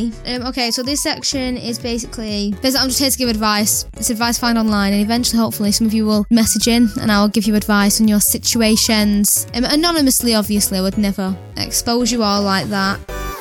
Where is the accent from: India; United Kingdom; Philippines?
United Kingdom; I am white British and I don't think there's any other race in my family that I know of for years.